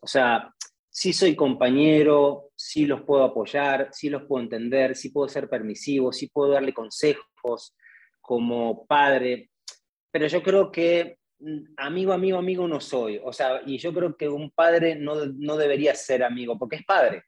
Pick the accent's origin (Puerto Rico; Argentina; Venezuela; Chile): Argentina; accent: Argentine; moved away; soy argentino